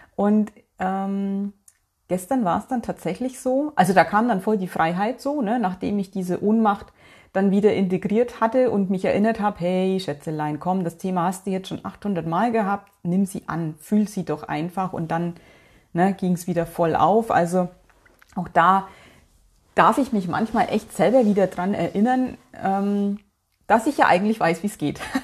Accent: North Rhine-Westphalia, Germany; bei uns in NRW

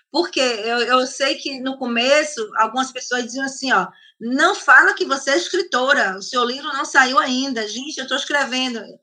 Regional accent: Italy; Porque como eu sou italiana, é, também eu tenho um, um, contato na Itália.

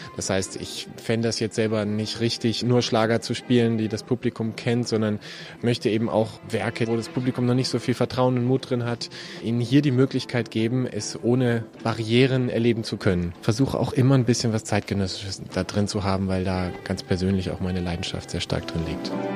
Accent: Berlin, Germany; moved away as an adult; now in Munich, Germany; Habe vorher studiert noch in, in, Berlin sehr lange, wo es so meine Heimat ist

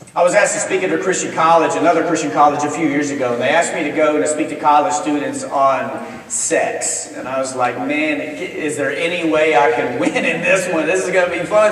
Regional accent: Texas, United States; now in Memphis, United States; my wife and I, we both were born and raised in Texas

